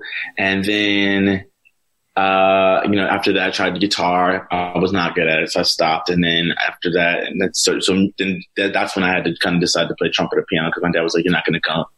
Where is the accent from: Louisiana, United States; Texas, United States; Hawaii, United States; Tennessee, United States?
Louisiana, United States; New Orleans; I grew up in New Orleans. My parents are musicians. My dad's a classically trained saxophonist, and my mom's a jazz vocalist. So music was really heavy in our home.